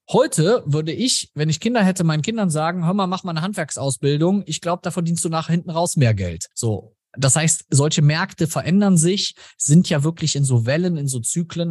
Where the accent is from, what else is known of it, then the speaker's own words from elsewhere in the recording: Germany; bei uns in Deutschland